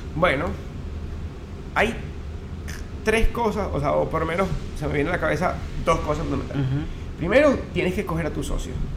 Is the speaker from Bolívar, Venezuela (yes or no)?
yes; Upata, Bolívar, Venezuela; moved away; also born or lived in Caracas, Venezuela; en Upata, en, Upata, donde nací, en Estado Bolívar